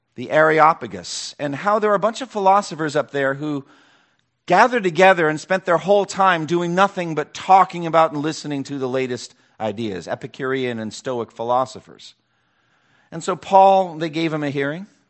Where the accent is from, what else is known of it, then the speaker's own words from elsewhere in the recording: eastern Massachusetts, United States; now in Raleigh-Durham, United States; four cities in eastern Massachusetts around my hometown where I grew up